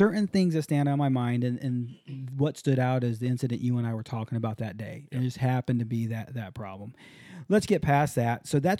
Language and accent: English; Hawaii, United States; I grew up in Hawaii for a little while and learned to surf in Hawaii